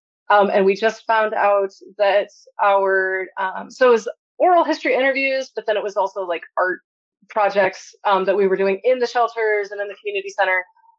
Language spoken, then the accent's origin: English; El Paso, Texas, United States; I worked as a substitute teacher in three different school districts here in El Paso, in my hometown, and then also in like rural Appalachia.